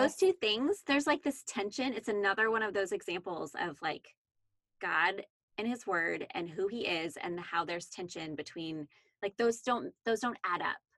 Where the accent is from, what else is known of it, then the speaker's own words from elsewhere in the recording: Canada; moved away; I'm an American who was born in Canada and grew up there.